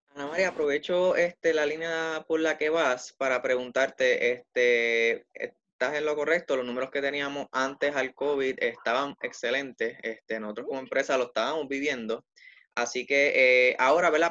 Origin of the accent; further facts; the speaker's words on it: Puerto Rico; Somos territorio de Estados Unidos